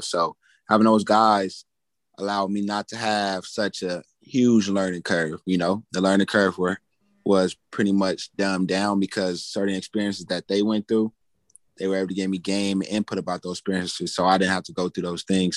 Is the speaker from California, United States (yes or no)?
yes; Pasadena, California, United States; moved away; my hometown, Pasadena